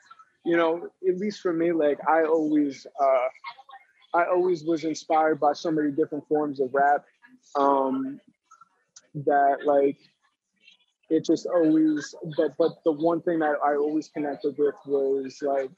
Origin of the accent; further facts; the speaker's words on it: New Jersey, United States; also born or lived in Phoenix, Arizona; now in Delaware, United States; I'm originally from Jersey, came out to Delaware from Phoenix, Arizona, so I've been all over the place.